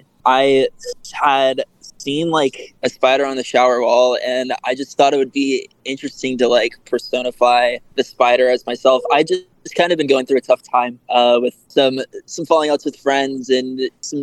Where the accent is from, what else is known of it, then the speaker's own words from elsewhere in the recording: San Luis Obispo, California, United States; moved away as an adult; also born or lived in Denver; now in Los Angeles, United States; I grew up in California originally. I'm from a town called San Luis Obispo